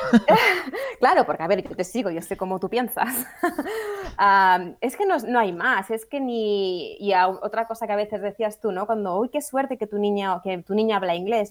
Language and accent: Spanish; Catalonia, Spain; moved away as an adult; also born or lived in England; now in United Kingdom; somos catalanas de nacimiento, y eh, porque digo, somos catalanas de nacimiento pero inglesas de corazón.